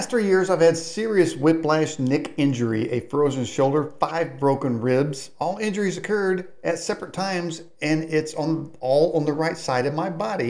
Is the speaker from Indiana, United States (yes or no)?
yes; Indianapolis, Indiana, United States; Now I'm from Indianapolis. We refer to it as India No Place.